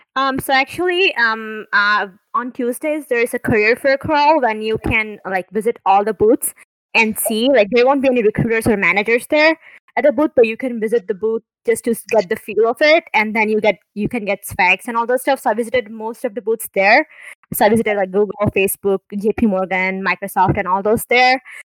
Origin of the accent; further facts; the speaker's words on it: India; now in United States; I'm also from India